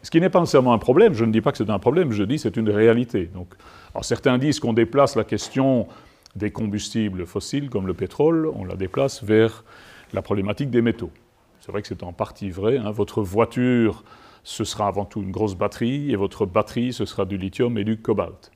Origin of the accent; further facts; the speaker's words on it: Liège, Wallonia, Belgium; je suis liégeois